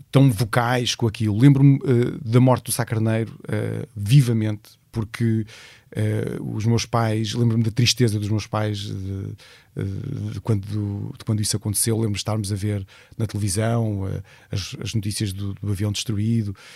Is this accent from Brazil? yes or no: no; Leiria, Leiria District, Portugal; eu sinto que, que o sítio onde eu cresci se tornou literalmente um dormitório da cidade em si.